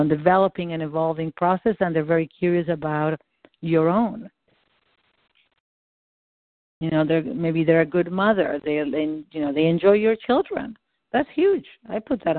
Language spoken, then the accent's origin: English; Argentina; first language Spanish; English is a second language; moved away; I'm not American. I'm from Argentina.